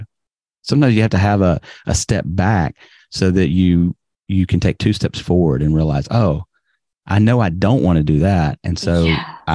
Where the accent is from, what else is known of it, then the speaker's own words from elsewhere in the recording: Birmingham, Alabama, United States; moved away as an adult; also born or lived in New York / Greece; now in Japan; I grew up in Birmingham and in fact, I didn't go anywhere for the first 21 years of my life.